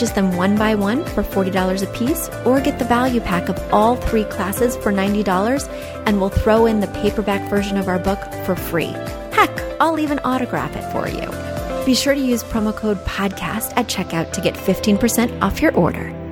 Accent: Midwest, United States; I grew up in the Midwest, and we get everything a little later out there.

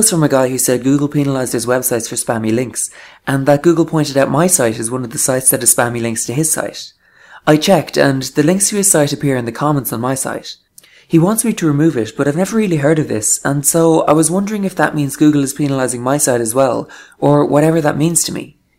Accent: Ireland; I'm from Ireland.

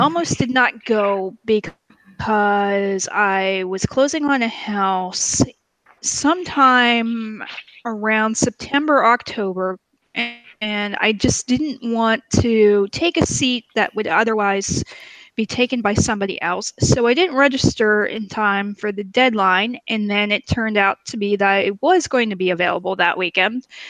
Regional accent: Pennsylvania, United States; I was from Pennsylvania

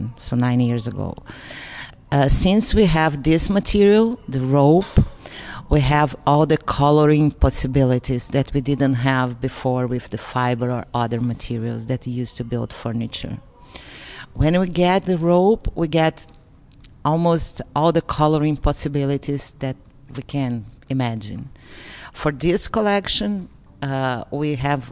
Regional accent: South Brazil, Brazil; moved away as an adult; also born or lived in Orange County, United States; now in Los Angeles, United States; I was born in the south of Brazil, but I've been living in the northeast of Brazil for the last 30 years

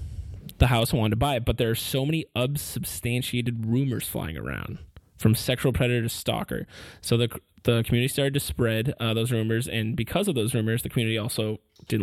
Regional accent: New England, United States; we're from New England.

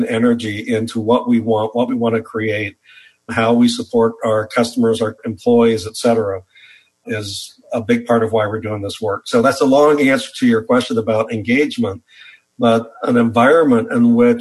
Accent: the Midwest of the U.S., United States; I grew up in the Midwest of the U.S.

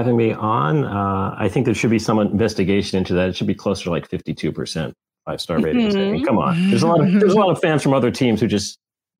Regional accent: New York City, New York, United States; I grew up in New York City in the 70s.

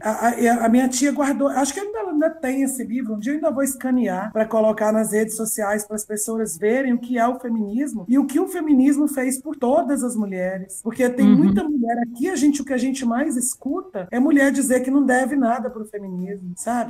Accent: Goiás, Brazil; eu mudei de Goiânia de volta para cá, porque eu fui embora para Goiânia com 12 anos para estudar e voltei com 26

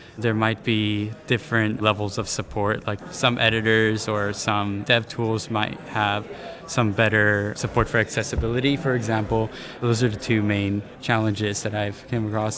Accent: San Diego, California, United States; I was raised here in San Diego

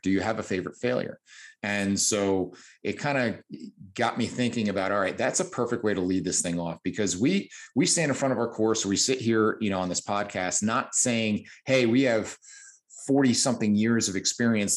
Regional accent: New Jersey, United States; As you can tell by my exotic accent, I come from New Jersey

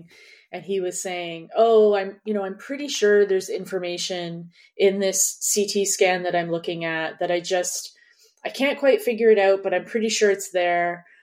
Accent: Canada; moved away; also born or lived in New York; I'm Canadian.

